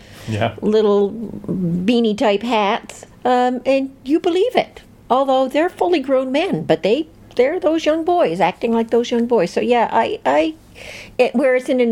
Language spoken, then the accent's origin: English; Canada